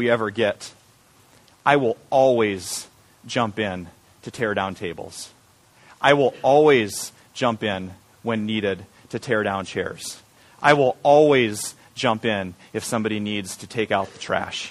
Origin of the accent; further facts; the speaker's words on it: Iowa, United States; I'm from Iowa